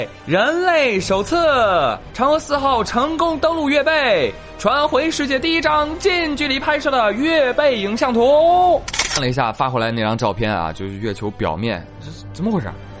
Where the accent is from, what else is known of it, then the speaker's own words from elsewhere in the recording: China; 不是中国人不浪漫，是我们中国人几千年的浪漫不是那么好懂。